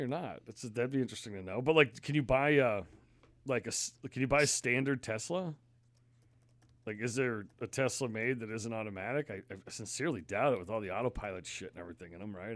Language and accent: English; Connecticut, United States; also born or lived in Massachusetts; now in Maine, United States; growing up in Connecticut, you know, people got gas and no one did that. So I always thought it was dangerous. Then I moved to Mass